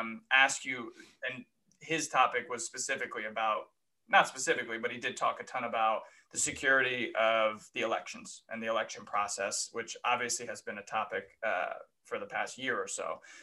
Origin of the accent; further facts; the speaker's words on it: Connecticut, United States; moved away as an adult; also born or lived in New York / Ohio; now in Columbus, United States; I grew up on the East Coast